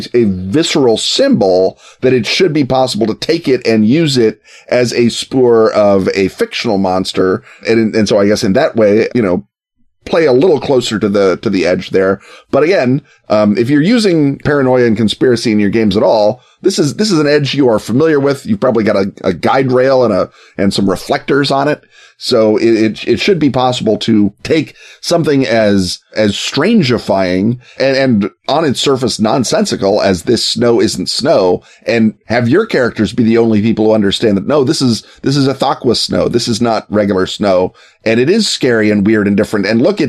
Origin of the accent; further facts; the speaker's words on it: Canada; now in Chicago, United States; as a Canadian and a Chicagoan